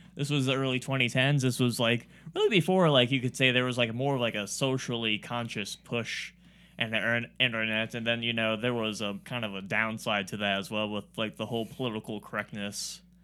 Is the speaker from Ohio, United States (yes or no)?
yes; Warren, Ohio, United States; I have a Warren address, but I don't live in Warren